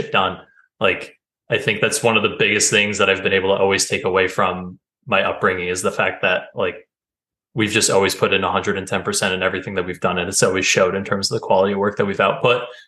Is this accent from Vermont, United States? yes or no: yes; Vermont, United States; also born or lived in North Carolina; So I moved from North Carolina up to Vermont, which is where I grew up